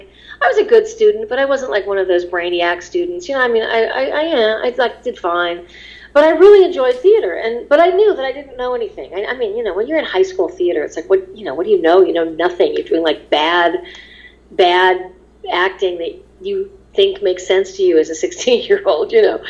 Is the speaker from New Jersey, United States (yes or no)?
no; Los Angeles, California, United States; when you grow up in Los Angeles